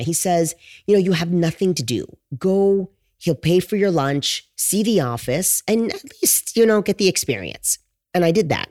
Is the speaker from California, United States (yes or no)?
yes; Los Angeles, California, United States; moved away as an adult; also born or lived in Connecticut; now in Glendale, United States; I'm originally from Los Angeles, originally from Southern California.